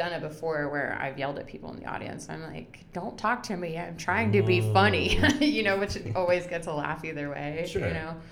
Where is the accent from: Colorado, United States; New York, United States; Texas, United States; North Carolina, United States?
North Carolina, United States; moved away as an adult; also born or lived in Maine / Alabama; I'm Southern. Like, I grew up in North Carolina.